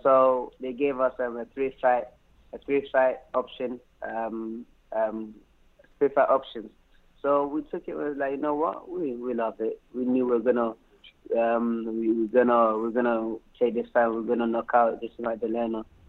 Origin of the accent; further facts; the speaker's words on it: London, United Kingdom; also born or lived in Anyako, Volta Region, Ghana; I was born in Ghana, mm-hmm. Anyako, in the Volta region. And, um, you know, I moved to London, England at a very tender age, around like um, eight years old